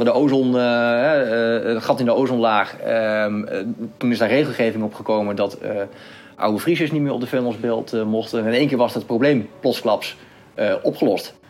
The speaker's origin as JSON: {"language": "Dutch", "country": "Netherlands", "said": "als Nederlanders"}